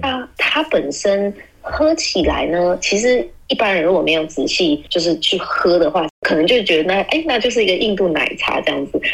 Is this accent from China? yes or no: no; Taiwan; 我们台湾人的口味